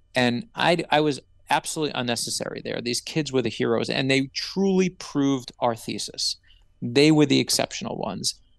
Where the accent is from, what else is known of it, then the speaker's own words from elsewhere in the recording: New York City, New York, United States; moved away; also born or lived in South Florida; I grew up in Brooklyn, New York